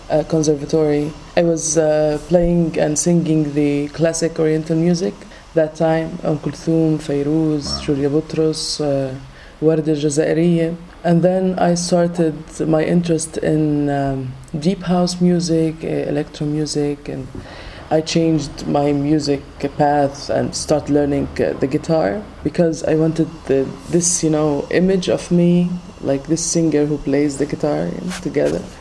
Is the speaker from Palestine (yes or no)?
yes; Palestine; moved away; also born or lived in Tunisia